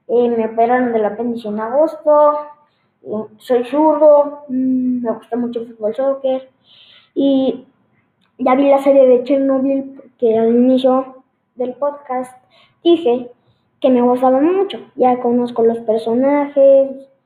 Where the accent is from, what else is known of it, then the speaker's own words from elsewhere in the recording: State of Mexico, Mexico; now in León, Mexico; no soy de León, no, las, no nací en León, soy de México, del Estado de México, eh, pero mm, por temas de, mi de trabajo, mi papá nos tuvimos que mudar, llevo un año viviendo aquí